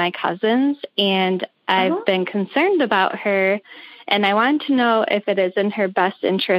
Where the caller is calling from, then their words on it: Michigan, United States; I'm calling from Michigan, the central Michigan area.